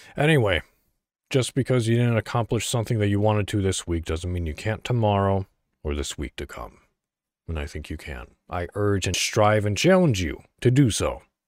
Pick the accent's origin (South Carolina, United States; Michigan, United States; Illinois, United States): Illinois, United States; I'm from Illinois, so, you know, Chicago all the way.